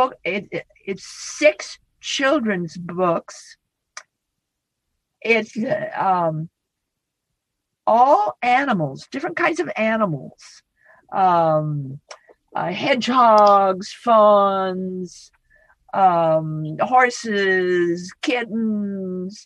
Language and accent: English; Idaho, United States; moved away; I come from Idaho. I'm a Western woman, Idaho. And we're all plain speakers back in Idaho